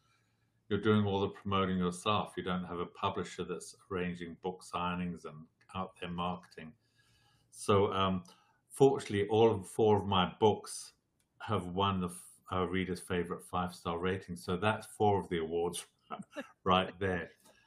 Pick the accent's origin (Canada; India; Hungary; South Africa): South Africa; Southern Africa; moved away as an adult; also born or lived in England / California; now in Las Vegas, United States; I was originally born in England. I was raised in Southern Africa, and I went back to live in England when I finished school